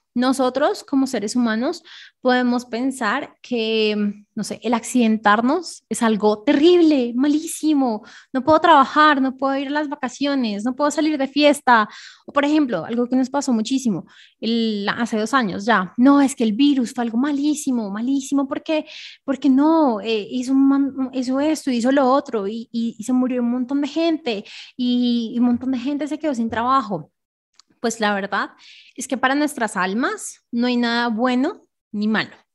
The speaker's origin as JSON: {"language": "Spanish", "region": "Bogotá", "country": "Colombia", "tie": "born or raised there", "said": "yo nací en Bogotá, Colombia."}